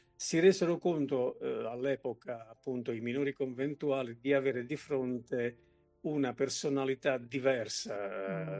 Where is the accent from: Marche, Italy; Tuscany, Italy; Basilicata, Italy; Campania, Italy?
Basilicata, Italy; Potenza; io sono un potentino